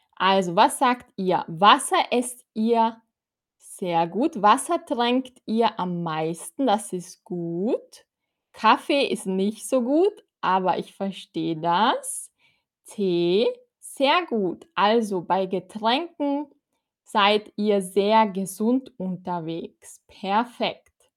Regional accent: Austria; Ich komme aus Österreich

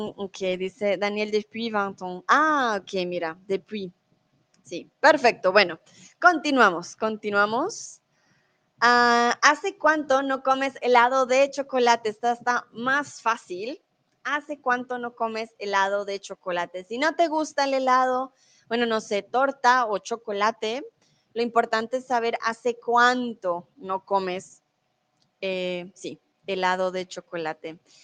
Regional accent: Colombia; first language Spanish; also born or lived in Mexico; now in Germany; yo soy de Colombia y vivo en Alemania, ahora estoy en México

